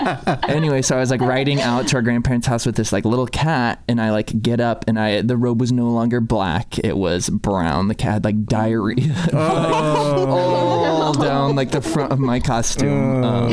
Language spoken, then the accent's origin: English; Iowa, United States; I'm from Iowa